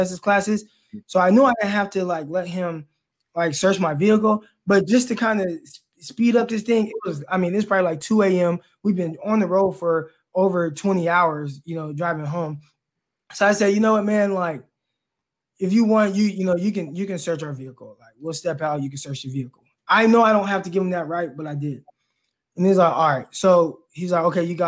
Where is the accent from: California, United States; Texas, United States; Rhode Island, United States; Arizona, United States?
California, United States; We're both from California